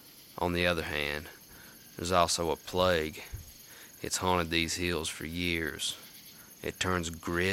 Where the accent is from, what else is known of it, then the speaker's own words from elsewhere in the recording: United States; Born and raised in the Carolina mountains, I was taught to take pride in who I am and where I come from.